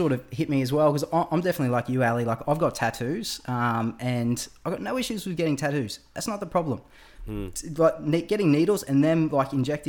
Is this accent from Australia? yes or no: yes; Gold Coast, Queensland, Australia; So like growing up on the Gold Coast, there is an abundance of maggies like coming at you in the springtime, and I remember I used to ride to school.